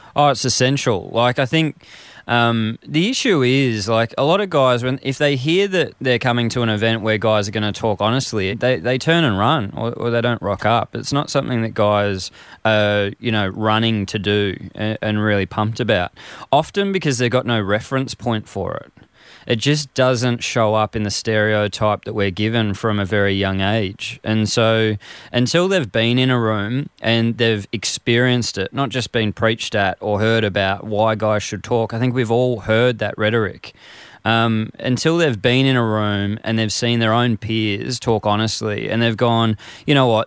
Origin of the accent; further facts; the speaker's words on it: Frankston, Victoria, Australia; growing up in Frankston in this male kind of macho society